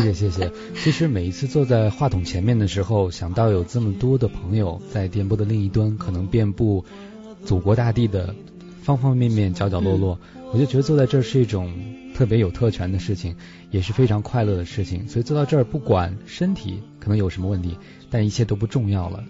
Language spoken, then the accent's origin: Chinese; China; 按照我们中国人的俗话来讲